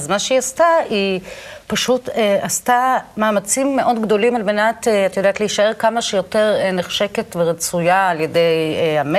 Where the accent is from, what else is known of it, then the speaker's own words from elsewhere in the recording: Israel; אני גדלתי בקיבוץ.